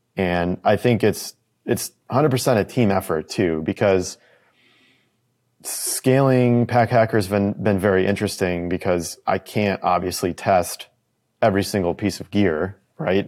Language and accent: English; United States; me as an American